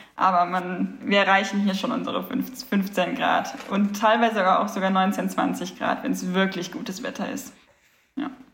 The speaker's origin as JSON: {"language": "German", "country": "Germany", "moved": "as an adult", "lives_now": "Sicily, Italy", "said": "wir als Deutsche"}